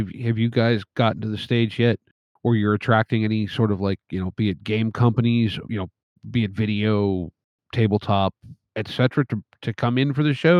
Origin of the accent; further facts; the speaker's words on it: North Central Pennsylvania, United States; I grew up in very rural area of North Central Pennsylvania.